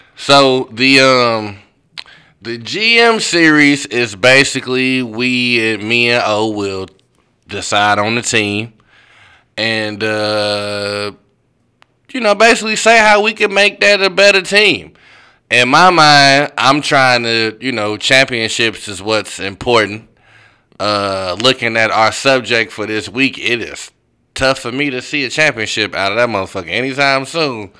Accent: St. Louis, Missouri, United States; I'm from St. Louis

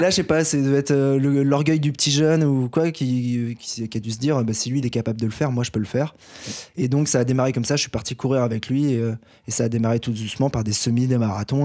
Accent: Paris, Île-de-France, France; en tant que Parisien

